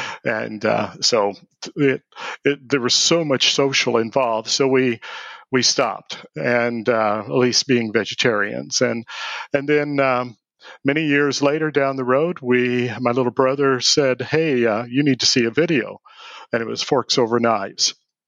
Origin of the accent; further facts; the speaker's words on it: Evansville, Indiana, United States; also born or lived in New York City / Los Angeles; I'm actually from Evansville, Indiana. I'm from Indiana, although we have lived from New York City to Los Angeles and a number of places in between.